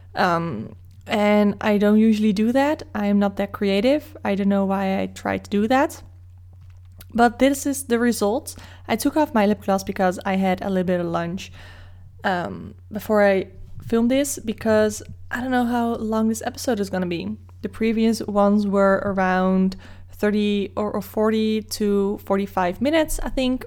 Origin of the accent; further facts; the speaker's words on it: Netherlands; English is a second language; Dutch people will probably keep speaking English to you, even though you might wanna speak Dutch, just so we can show off our English skills to you